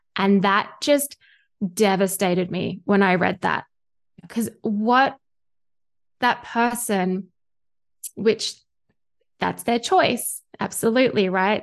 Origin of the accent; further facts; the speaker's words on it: Australia; accent: Australian; you can hear by my accent, I am Australian and I live here in Australia